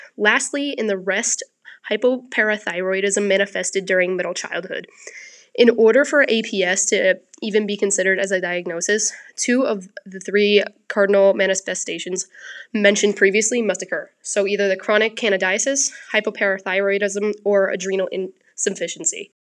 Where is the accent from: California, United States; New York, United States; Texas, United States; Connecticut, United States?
New York, United States; I'm from New York.